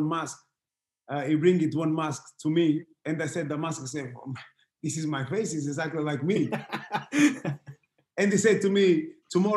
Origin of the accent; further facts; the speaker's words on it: Portugal; English is a second language; moved away as an adult; I grew up in Portugal